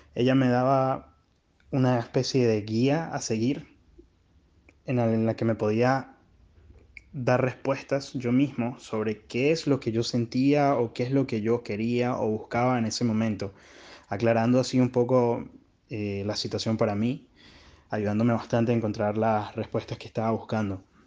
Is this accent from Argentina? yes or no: no; Venezuela; now in Chile; soy un venezolano que está residiendo en Chile